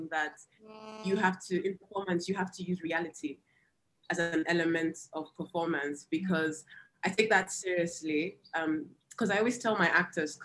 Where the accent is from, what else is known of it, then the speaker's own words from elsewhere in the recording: Nigeria; growing up in Nigeria